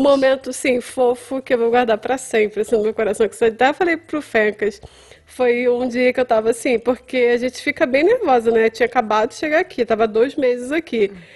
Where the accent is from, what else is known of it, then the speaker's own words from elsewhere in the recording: Brazil; moved away as an adult; now in Winnipeg, Canada; Daquele meu jeito meio latino, inglês meio latino